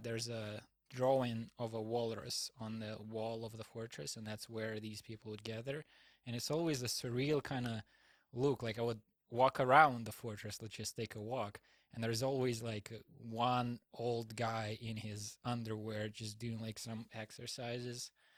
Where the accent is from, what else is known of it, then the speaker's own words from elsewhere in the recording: Russia; moved away as an adult; also born or lived in Houston, Texas, United States; I came back to Russia to renew my visa, my American visa